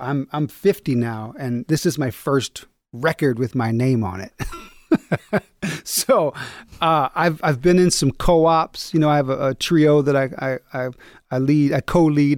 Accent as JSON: {"language": "English", "town": "Battle Creek", "region": "Michigan", "country": "United States", "tie": "born or raised there", "also_born_or_lived": "New York", "lives_now": "Kalamazoo, United States", "said": "I'm from Battle Creek, home of Kellogg's"}